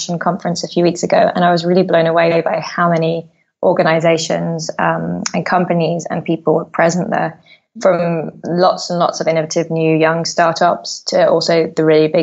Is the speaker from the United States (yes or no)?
no; London, United Kingdom; I grew up in London, and so I'm a through and through kind of bred city girl